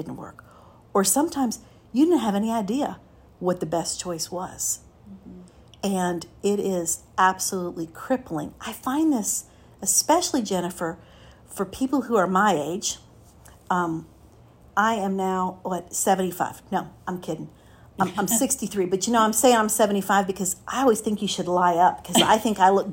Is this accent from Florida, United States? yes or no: yes; Miami, Florida, United States; Raised, born and raised in Miami